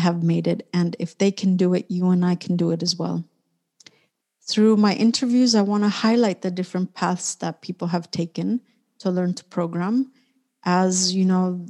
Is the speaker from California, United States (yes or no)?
yes; Orange County, California, United States; moved away as an adult; also born or lived in Mexico City, Mexico / San Francisco Bay Area, United States; now in Barcelona, Spain; I was born in Mexico City, and I grew up in Orange County, which is a city or an area about 1 hour south of Los Angeles.